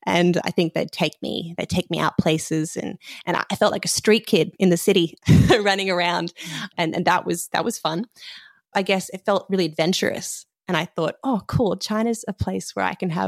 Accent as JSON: {"language": "English", "town": "Sydney", "region": "New South Wales", "country": "Australia", "said": "I'm from Sydney, Australia."}